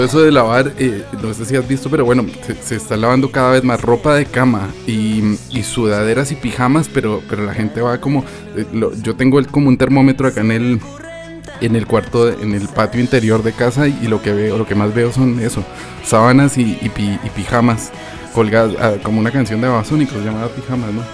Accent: Colombia; now in Spain; yo como colombiano

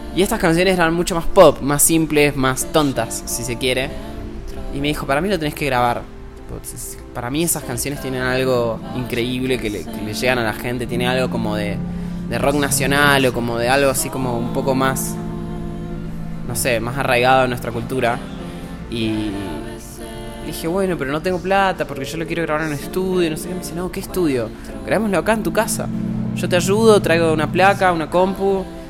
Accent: Mendoza, Argentina; yo soy de Mendoza, que es una ciudad chica en la que nunca hubo movida

